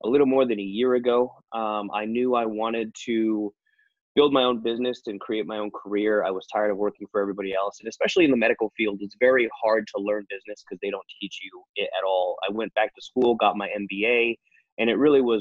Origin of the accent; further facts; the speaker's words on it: Northern California, United States; moved away as an adult; also born or lived in England; now in Las Vegas, United States; I was born and raised in Northern California